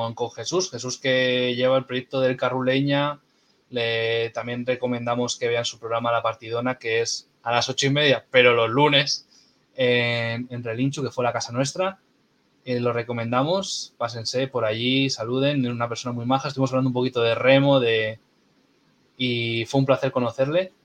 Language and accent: Spanish; Castro Urdiales, Cantabria, Spain; soy de Castro